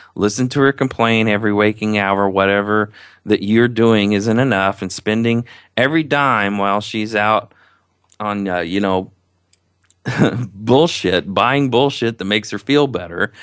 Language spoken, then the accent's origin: English; Indiana, United States; I'm from Indiana, if you haven't heard by my accent.